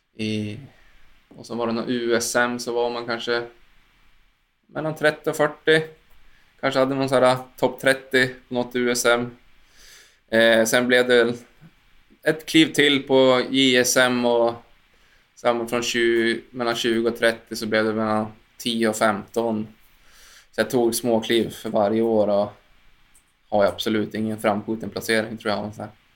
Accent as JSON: {"language": "Swedish", "region": "Jämtland", "country": "Sweden", "said": "åkte mycket långlopp här hemma i Jämtland"}